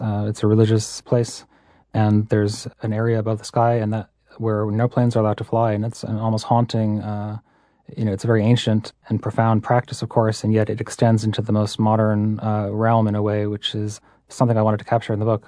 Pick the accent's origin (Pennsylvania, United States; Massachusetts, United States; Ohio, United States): Massachusetts, United States; I grew up in Massachusetts.